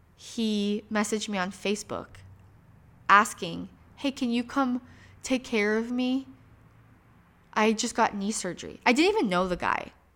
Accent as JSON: {"language": "English", "region": "Michigan", "country": "United States", "tie": "born or raised there", "moved": "as an adult", "lives_now": "Phoenix, United States", "said": "I was raised in Michigan."}